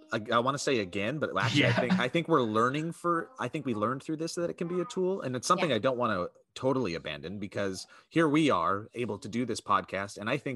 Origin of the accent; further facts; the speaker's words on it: Florida, United States; now in Los Angeles, United States; I'm from Florida. I've been living in LA for a while.